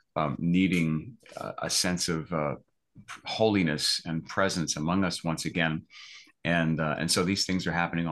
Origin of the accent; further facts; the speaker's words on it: East Coast, United States; I grew up on the East Coast, pretty much as a Roman Catholic kid.